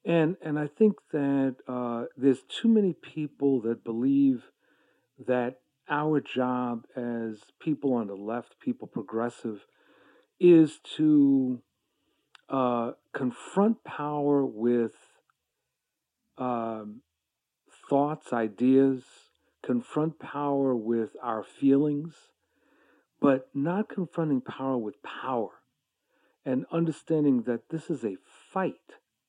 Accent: New York, United States; also born or lived in Boston; now in Maryland, United States; But I was born in New York. I identify as a New Yorker, but I've lived most of my life in Boston and now in the D.C. area. I live in Maryland.

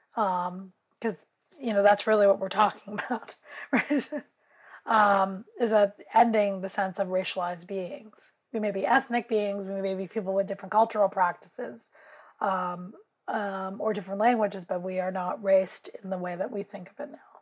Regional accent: New York City, New York, United States; I grew up in West Harlem

